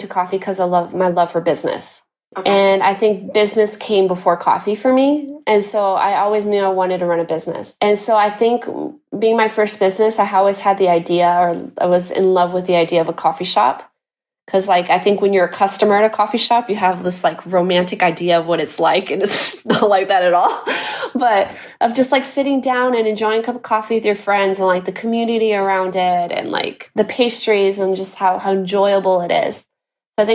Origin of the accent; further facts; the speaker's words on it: Guatemala; moved away as an adult; also born or lived in Texas, United States; now in Seville, Spain; we were all born and raised in Guatemala. So when the short story, what I give people, just to simplify my story, I just say I'm half-half. I'm half American, half Guatemalan. I was in Guatemala till I was 19 or 20, spent my whole life in Guatemala.